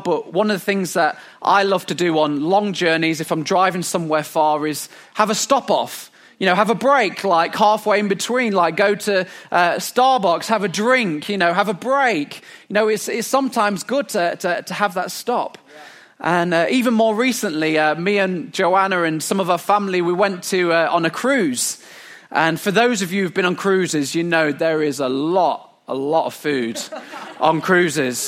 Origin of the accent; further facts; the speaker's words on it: England, United Kingdom; as English people